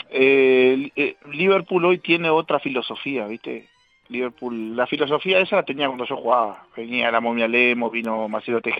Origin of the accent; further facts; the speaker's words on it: Casablanca, Valparaíso, Chile; a mis amigos este, y a la gente de Casablanca acá en mi pueblo que que bueno, en algún